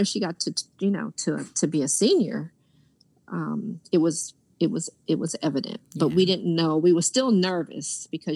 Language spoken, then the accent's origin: English; New York, United States; New York is my hometown